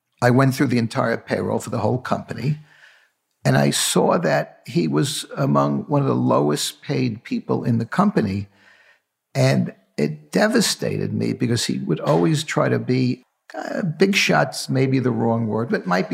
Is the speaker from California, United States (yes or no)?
no; New York City, New York, United States; with eight cousins growing up in the Bronx, I was the only one who went to college